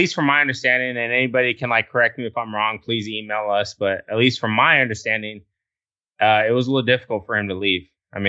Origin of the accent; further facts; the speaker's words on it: Texas, United States; I grew up in Texas.